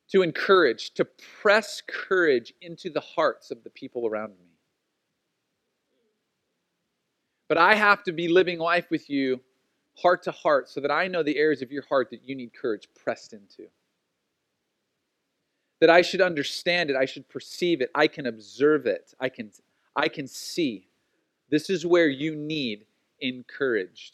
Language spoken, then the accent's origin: English; Oceanside, California, United States; When I was a kid growing up, especially in Oceanside, like we grew up running around in Southern California